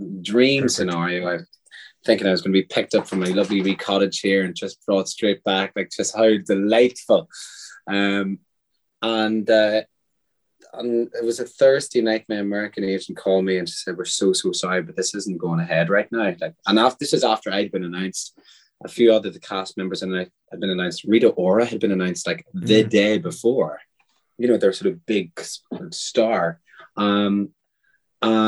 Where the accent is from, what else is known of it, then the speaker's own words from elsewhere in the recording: Ireland; growing up in Catholic Ireland